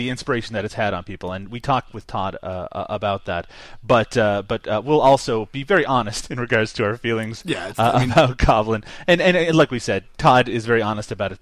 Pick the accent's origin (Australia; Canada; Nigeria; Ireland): Canada; I'm still Canadian